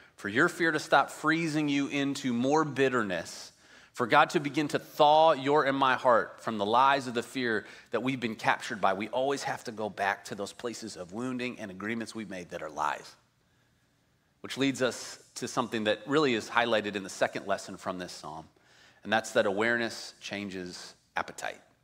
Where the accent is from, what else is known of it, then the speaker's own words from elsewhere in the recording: Midwest, United States; moved away as an adult; also born or lived in Colorado; now in California, United States; I grew up in the Midwest